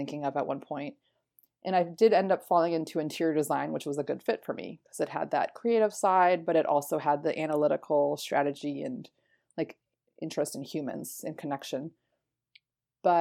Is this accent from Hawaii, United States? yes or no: no; Florida, United States; moved away as an adult; also born or lived in Philadelphia; I was born and raised in Florida